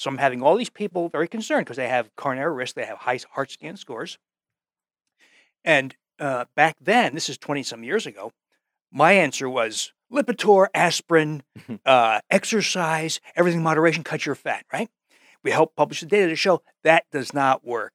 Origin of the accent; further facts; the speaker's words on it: New Jersey, United States; moved away; also born or lived in Wisconsin; I came from New Jersey